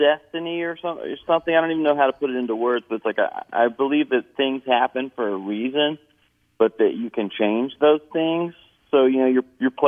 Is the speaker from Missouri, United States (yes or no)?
no; Kentucky, United States; moved away; I'm not really from the South. Kentucky is kind of in the middle.